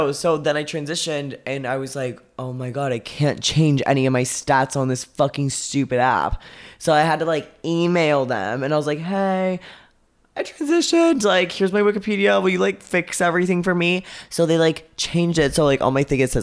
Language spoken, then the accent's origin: English; Arizona, United States; I was like 18 from Arizona